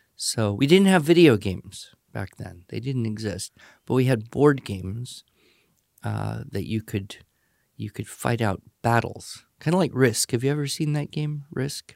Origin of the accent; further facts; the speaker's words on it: Los Angeles, California, United States; I was born and grew up in Southern California, uh, the Los Angeles area